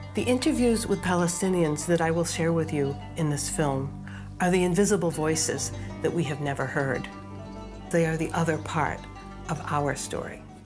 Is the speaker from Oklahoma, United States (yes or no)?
no; Boston, Massachusetts, United States; I was born in 1948 in Boston